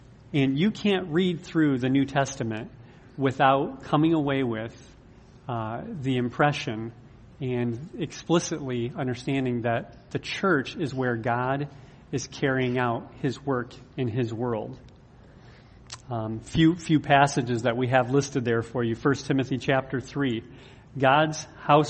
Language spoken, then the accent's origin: English; United States; you and I as American, modern American Christians